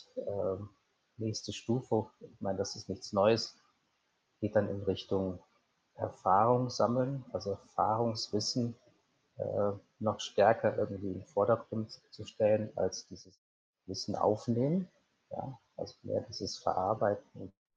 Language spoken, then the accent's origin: German; Cologne, North Rhine-Westphalia, Germany; moved away as an adult; also born or lived in Swabia / Trier / Portugal; now in Munich, Germany; vielleicht begonnen in, in Schwabenländle, bin aufgewachsen in Köln